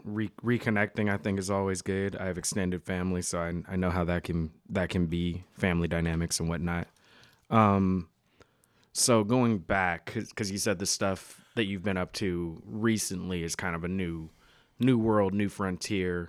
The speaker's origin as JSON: {"language": "English", "area": "the Northwest", "region": "Pacific Northwest", "country": "United States", "said": "I'm a West Coast boy, but you know I'm from the Northwest."}